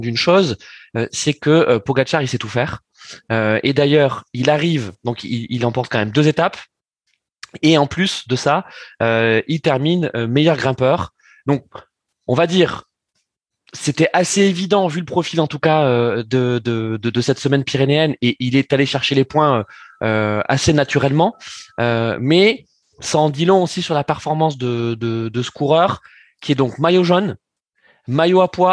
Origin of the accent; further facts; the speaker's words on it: France; nous en tant que Français